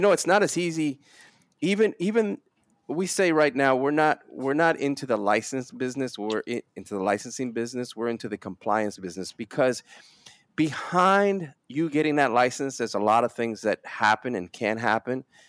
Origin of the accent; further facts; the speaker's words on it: New York City, New York, United States; also born or lived in Dominican Republic; I spend most of my life, uh, most of my next thirty years or so in, uh, Brooklyn, New York